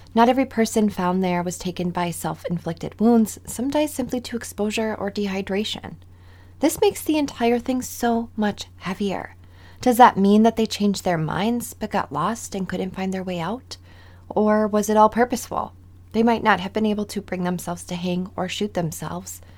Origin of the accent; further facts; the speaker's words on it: Midwest, United States; I'm from the Midwest